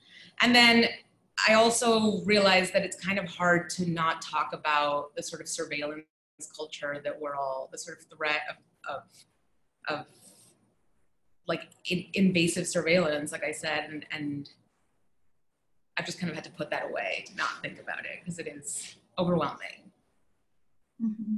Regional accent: Barranquilla, Atlántico, Colombia; also born or lived in New York; now in New Haven, United States; I grew up in Barranquilla, which is where the Colombian Carnival is hosted every year.

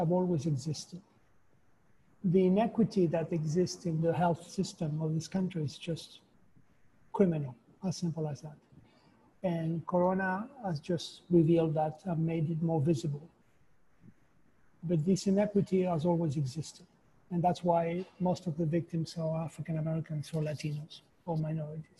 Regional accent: Chile; moved away as an adult; now in New York, United States; I was born in Chile, and I lived in Chile during the Pinochet regime

